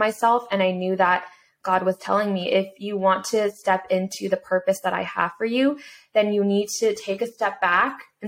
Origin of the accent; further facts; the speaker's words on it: United States; someone who came from an immigrant family in a single parent household as a Korean American growing up in America